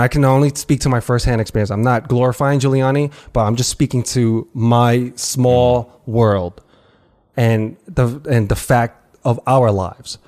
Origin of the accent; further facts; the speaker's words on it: New York, United States; I grew up on the Lower East Side